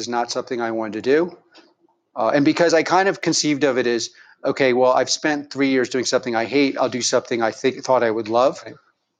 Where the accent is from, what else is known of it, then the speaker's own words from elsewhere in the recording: Philadelphia, Pennsylvania, United States; also born or lived in New York / Frankfurt; I was born in New York. I grew up in the suburbs of Philadelphia